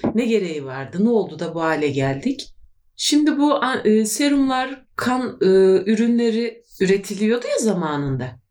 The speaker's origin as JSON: {"language": "Turkish", "country": "Turkey"}